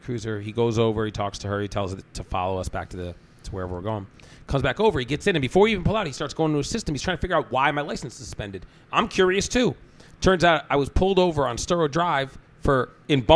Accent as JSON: {"language": "English", "town": "Sharon", "region": "Massachusetts", "country": "United States", "said": "I'm from Sharon"}